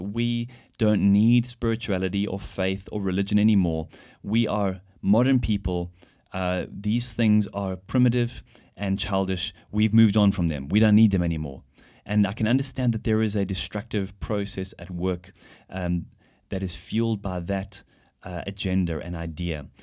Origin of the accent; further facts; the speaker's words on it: South Africa; moved away as an adult; now in Germany; I grew up in South Africa, where I studied and worked as an engineer